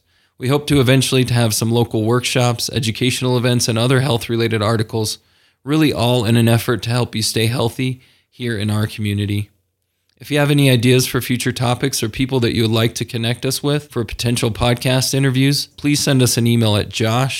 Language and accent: English; Salt Lake City, Utah, United States; also born or lived in Kansas; I grew up here in Salt Lake City most of my life. I was born in Kansas, but spent most of my years right here in the local Salt Lake area.